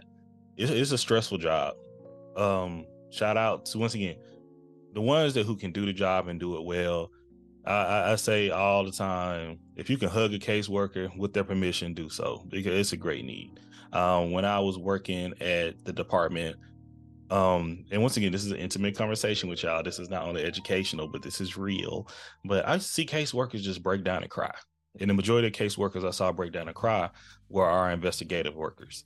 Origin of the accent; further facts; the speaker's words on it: Texas, United States; I'm hailed from the Lone Star State myself